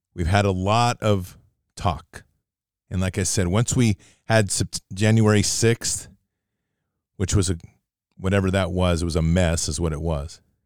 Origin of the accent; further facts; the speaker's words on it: United States; I'm an American